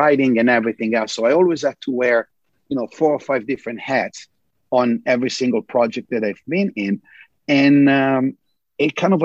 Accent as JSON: {"language": "English", "country": "Italy", "tie": "born or raised there", "also_born_or_lived": "New York, United States", "moved": "yes", "lives_now": "Los Angeles, United States", "said": "growing up in Italy"}